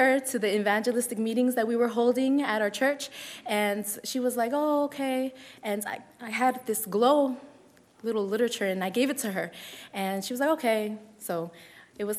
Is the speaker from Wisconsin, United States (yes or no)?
no; Philadelphia, Pennsylvania, United States; now in Phoenix, United States; I'm originally from the city of brotherly love, Philadelphia